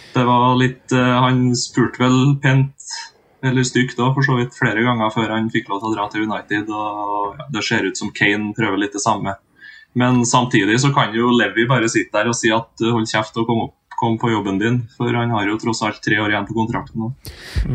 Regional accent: Singsås, Trøndelag, Norway; moved away as an adult; now in Trondheim, Norway; født og oppvokst i Singsås, midt imellom Trondheim og Røros.

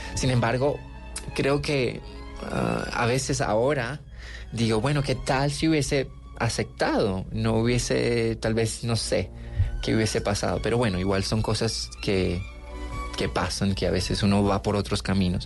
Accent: Cali, Valle del Cauca, Colombia; also born or lived in Buenaventura, Colombia / Cuba; yo nací en Buenaventura

